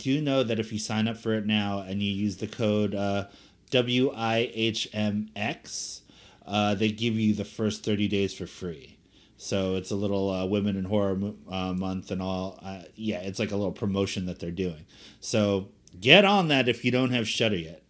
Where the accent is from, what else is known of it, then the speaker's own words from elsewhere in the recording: Cherry Hill, New Jersey, United States; also born or lived in Elizabeth, New Jersey; I'm from Cherry Hill and, uh, you know, Philadelphia was always my home scene